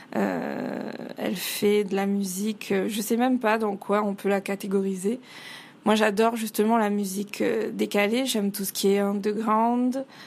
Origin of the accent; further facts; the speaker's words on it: Réunion; je suis réunionnaise à, à 100%, j'ai toujours vécu à la Réunion